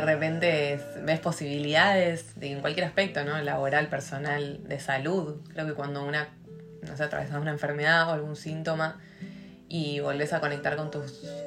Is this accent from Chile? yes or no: no; Argentina; moved away as an adult; also born or lived in Catalonia / Switzerland; yo me fui de Argentina enojada